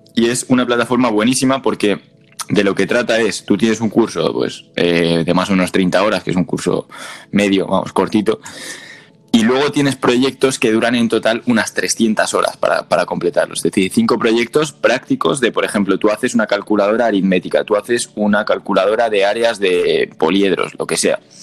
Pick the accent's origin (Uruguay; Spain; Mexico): Spain; con diferentes tonos como hablamos los españoles